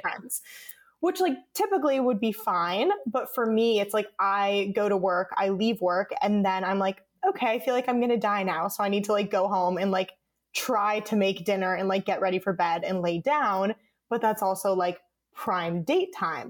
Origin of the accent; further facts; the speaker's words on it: Connecticut, United States; moved away as an adult; now in Los Angeles, United States; I was living at home where I grew up in Connecticut.